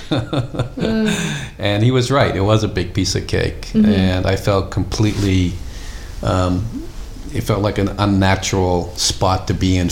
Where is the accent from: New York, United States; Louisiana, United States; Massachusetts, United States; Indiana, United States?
Massachusetts, United States; Boston; growing up in Dorchester